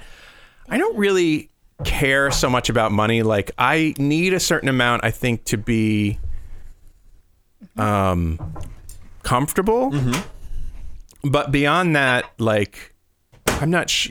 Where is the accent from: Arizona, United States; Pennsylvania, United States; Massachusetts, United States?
Massachusetts, United States; Falmouth; now in Iowa City, United States; I grew up on Cape Cod, which is really expensive